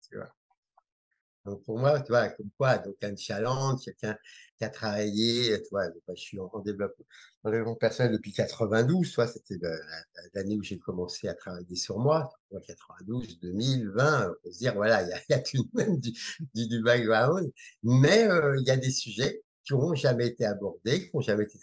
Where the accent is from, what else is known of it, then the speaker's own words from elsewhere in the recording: Algeria; born there; Dès, la naissance, voilà, je suis né en Algérie